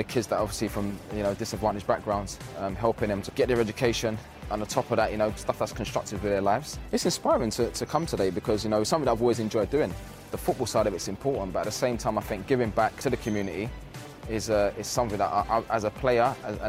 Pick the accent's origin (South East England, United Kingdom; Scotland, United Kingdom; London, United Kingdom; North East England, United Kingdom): London, United Kingdom; Growing up in the East End of London